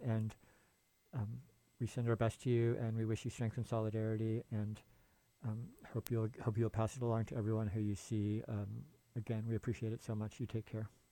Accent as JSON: {"language": "English", "town": "San Francisco", "region": "California", "country": "United States", "said": "I'm from the Bay Area and San Francisco."}